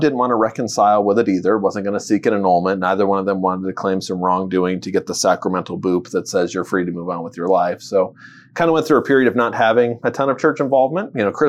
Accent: Würzburg, Bavaria, Germany; born there; Well, I was born in Würzburg, Germany, to two military parents.

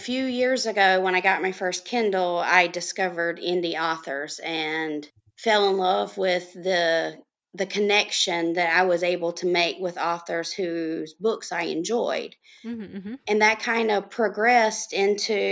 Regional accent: North Carolina, United States; I am from North Carolina, and I have lived in several cities in the state all my life

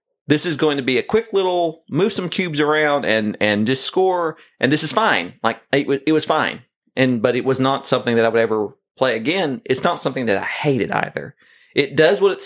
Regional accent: the South, United States; I'm from the South

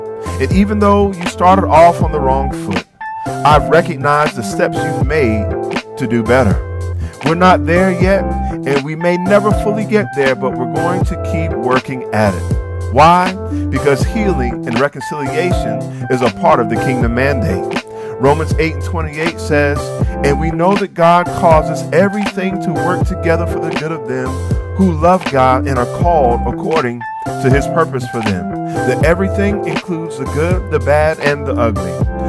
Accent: United States; You are my home. I was born in America. I was made in America. Yet I really wasn't given a choice. I'm here because my ancestors were brought here in the 1600s or maybe at a slightly later date.

